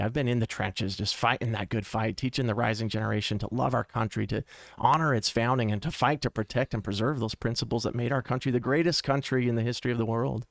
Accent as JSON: {"language": "English", "town": "Mesa", "region": "Arizona", "country": "United States", "tie": "born or raised there", "said": "Born and raised in Mesa"}